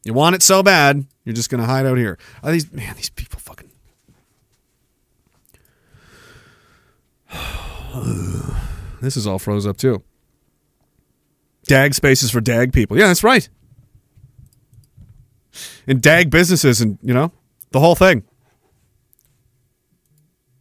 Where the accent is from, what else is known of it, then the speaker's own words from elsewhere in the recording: Canada; we're Canadian.